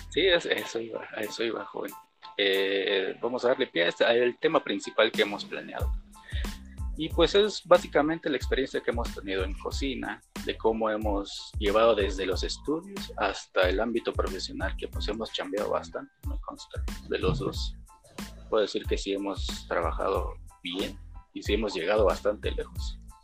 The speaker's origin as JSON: {"language": "Spanish", "region": "Chiapas", "country": "Mexico", "said": "Yo, yo también soy de Chiapas y también estoy viviendo en Chiapas"}